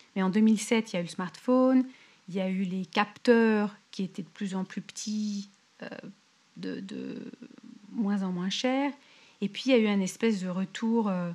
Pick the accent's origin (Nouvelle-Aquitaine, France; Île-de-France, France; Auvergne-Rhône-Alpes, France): Île-de-France, France; Paris; moved away as an adult; now in California, United States; je suis née à Paris, j'ai grandi à Paris